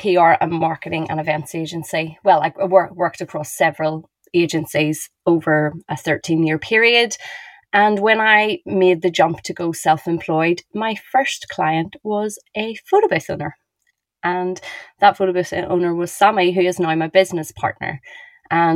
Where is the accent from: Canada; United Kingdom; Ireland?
Ireland; I'm Irish